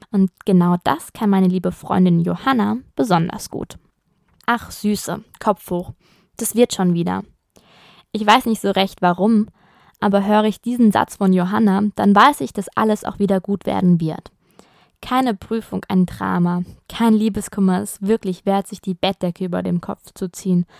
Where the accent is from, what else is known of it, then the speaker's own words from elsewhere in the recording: Germany; now in Italy; als Deutscher im Ausland lebt